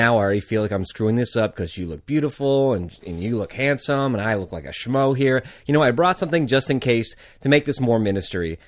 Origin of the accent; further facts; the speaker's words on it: Arizona, United States; I'm from Arizona